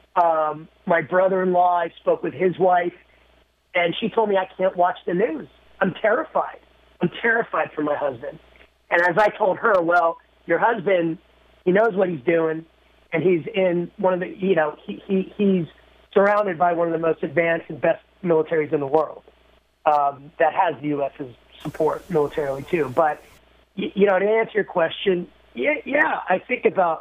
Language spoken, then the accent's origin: English; United States; I'm from the United States.